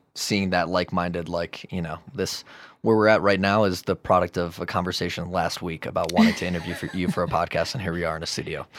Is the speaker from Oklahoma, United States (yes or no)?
no; Chicago, Illinois, United States; now in Denver, United States; I'm from Chicago